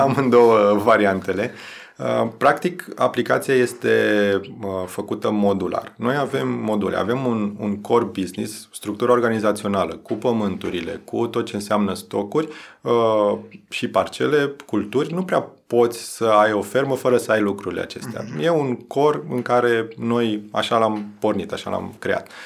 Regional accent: Romania; noi ca și români

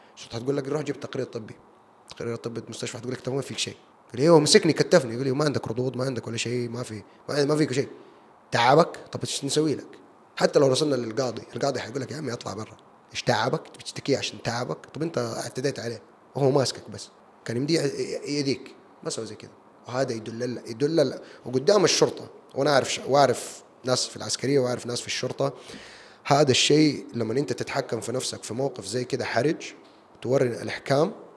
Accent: Jeddah, Makkah Province, Saudi Arabia; also born or lived in United States / United Kingdom; انا سعودي وعربي وجداوي

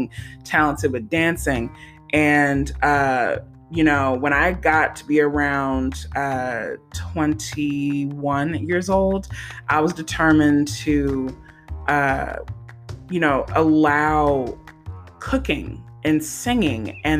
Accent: St. Gabriel, Louisiana, United States; moved away; also born or lived in San Jose, California; I grew up in San Gabriel, Louisiana

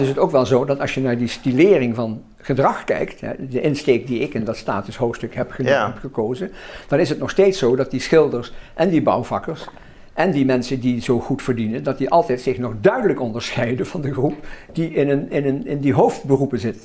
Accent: Roermond, Limburg, Netherlands; mijn wijk in Roermond. Het Roermondse veld, waar ik vandaan kom

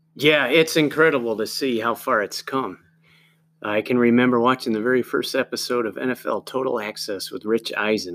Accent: Binghamton, New York, United States; now in San Diego, United States; I'm from Binghamton

